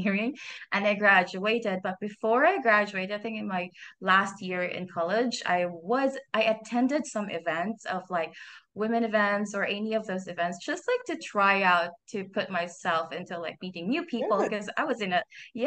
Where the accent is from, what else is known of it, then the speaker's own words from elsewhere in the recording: Philippines; I am from Philippines